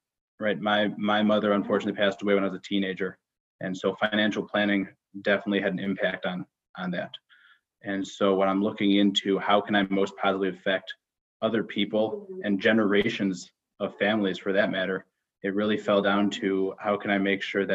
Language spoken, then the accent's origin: English; Skokie, Illinois, United States; also born or lived in Israel / Northbrook, Illinois; I grew up born and raised in Skokie, Illinois.